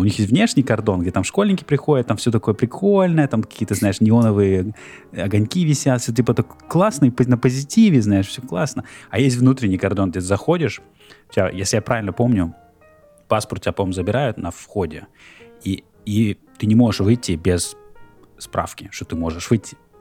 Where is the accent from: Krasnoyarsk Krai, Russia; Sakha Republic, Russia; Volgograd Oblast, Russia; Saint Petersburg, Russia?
Krasnoyarsk Krai, Russia; Norilsk; moved away as an adult; now in Philadelphia, United States; я родился в Норильске, вырос в Норильске. Потом жил в Красноярске. То есть я недавно в Филадельфии.